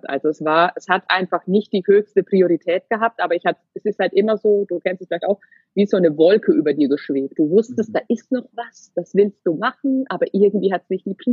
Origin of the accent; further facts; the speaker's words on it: Würzburg, Bavaria, Germany; Wir kommen ursprünglich so aus dem Würzburger Raum.